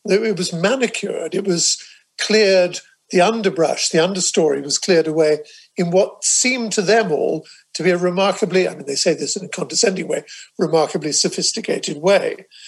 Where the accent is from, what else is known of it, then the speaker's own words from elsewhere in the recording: England, United Kingdom; I speak as an Englishman here, although, like you, I'm a dual citizen